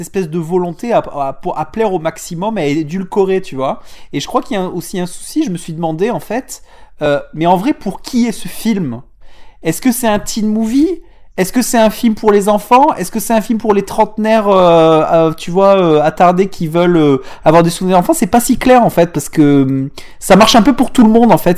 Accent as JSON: {"language": "French", "region": "southern France", "country": "France", "accent": "southern", "said": "mon accent du sud"}